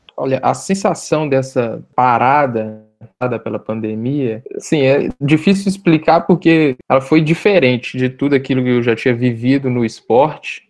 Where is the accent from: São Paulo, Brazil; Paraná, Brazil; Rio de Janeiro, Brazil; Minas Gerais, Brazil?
Minas Gerais, Brazil; Belo Horizonte; porque sou de Belo Horizonte e fiquei aqui em BH durante todo esse período de pandemia